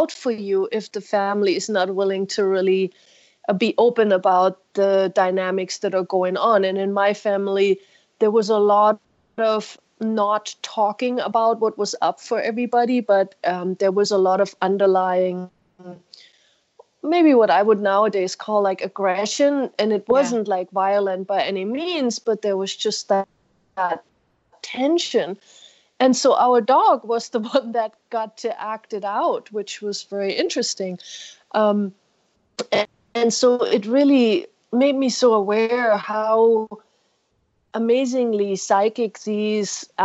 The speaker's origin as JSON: {"language": "English", "country": "Germany", "tie": "born or raised there", "moved": "yes", "said": "I grew up in Germany, but in the streets there"}